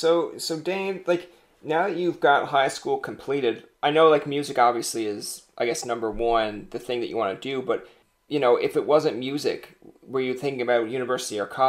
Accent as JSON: {"language": "English", "region": "Newfoundland and Labrador", "country": "Canada", "said": "I'm a Newfoundlander"}